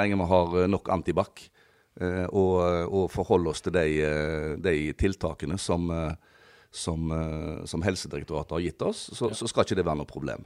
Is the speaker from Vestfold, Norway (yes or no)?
no; Risøyna, Troms, Norway; En, en gutt fra Risøyna. Født og oppvokst på Risøyna